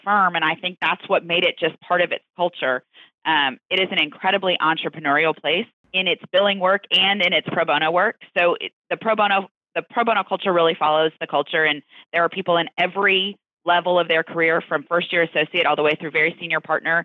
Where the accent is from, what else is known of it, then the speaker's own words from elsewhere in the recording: Houston, Texas, United States; I grew up in Houston, Texas, which is where I'm still working now